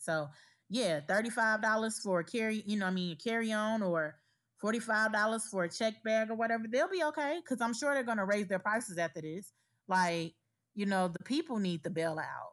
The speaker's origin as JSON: {"language": "English", "town": "Gary", "region": "Indiana", "country": "United States", "tie": "born or raised there", "moved": "yes", "said": "In my hometown, Gary, Indiana"}